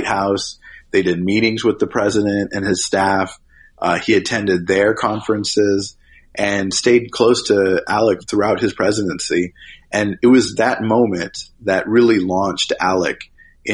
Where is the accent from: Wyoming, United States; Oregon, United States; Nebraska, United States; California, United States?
Nebraska, United States; my home state of Nebraska